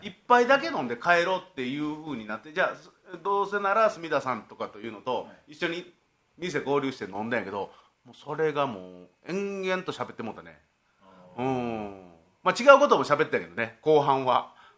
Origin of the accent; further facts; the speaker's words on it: Shiga, Japan; 僕滋賀県があ滋賀県が出身